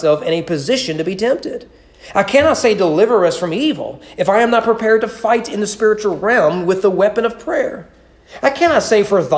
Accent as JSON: {"language": "English", "country": "United States", "said": "As an American"}